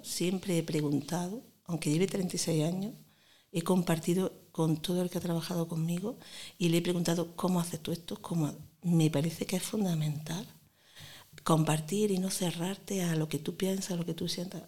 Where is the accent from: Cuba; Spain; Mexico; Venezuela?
Spain; Granada, Andalusia; accent: granadino; also born or lived in Montefrío; Ya me he hecho de Granada. Y además me dicen que tengo un acento muy granadino